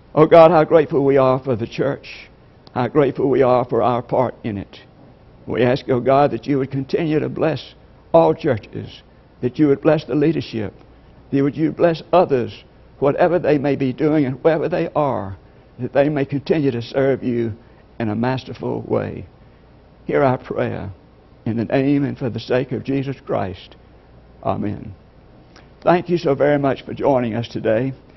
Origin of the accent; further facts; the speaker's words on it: LaGrange, Georgia, United States; I'm from LaGrange, Georgia